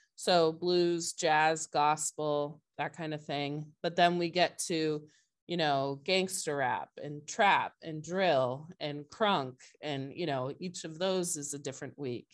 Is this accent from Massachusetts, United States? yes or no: yes; Brewster, Massachusetts, United States; I grew up in Brewster, which is a little bit further out on the Cape